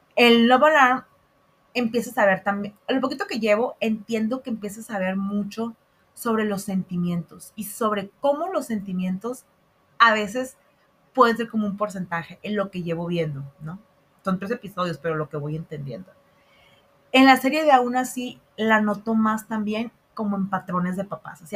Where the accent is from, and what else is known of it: Mexico